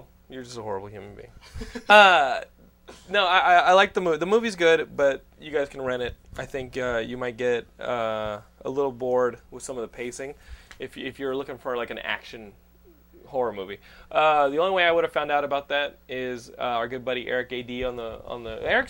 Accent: Texas, United States; also born or lived in Northeast United States; I grew up Texan. I went to the Northeast for, 6 years?

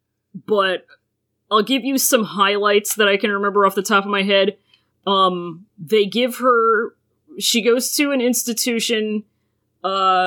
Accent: Virginia, United States; I'm from Virginia.

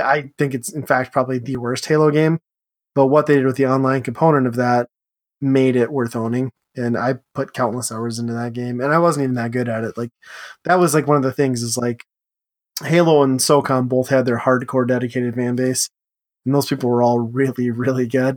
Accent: Upper Midwest, United States; we're all upper midwestern people

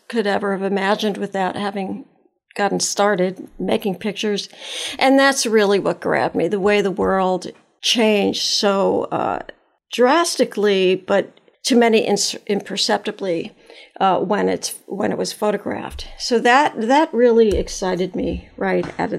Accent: New York City, New York, United States; I born and raised in Brooklyn

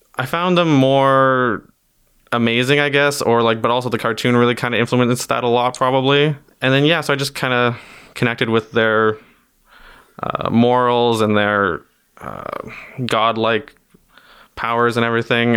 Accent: Timmins, Ontario, Canada; I'm from Timmins, Ontario, which is, uh, very northern Ontario

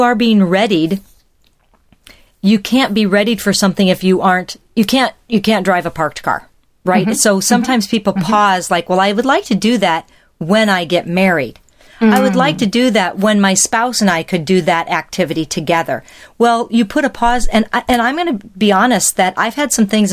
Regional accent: Ames, Iowa, United States; now in Wisconsin, United States; I am from Ames, Iowa. My father was a professor at Iowa State.

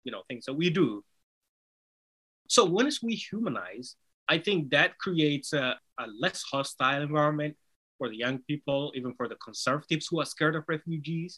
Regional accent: Somalia; first language Somali; English is a second language; now in United States; Somali, which is my native language

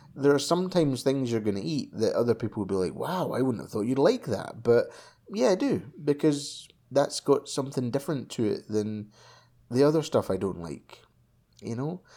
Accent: Scotland, United Kingdom; when I was a kid, right, when I was young, you know, like five, um, like five years old, I was in primary school, right? And, um, it being Scottish

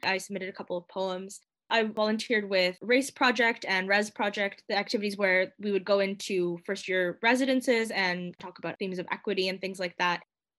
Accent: Toronto, Ontario, Canada; moved away as an adult; also born or lived in Montreal / Cambridge; I'm originally from Toronto, Ontario. I grew up there.

